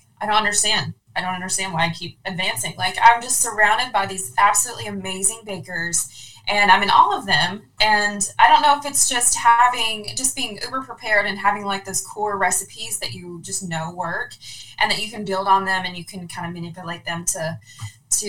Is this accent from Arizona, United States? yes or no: no; Louisville, Kentucky, United States; I'm from Louisville, Kentucky